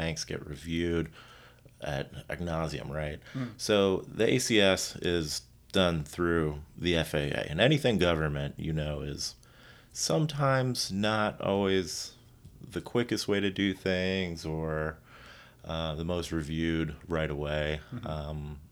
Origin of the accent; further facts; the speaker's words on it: South Florida, United States; I grew up in South Florida with the rich and famous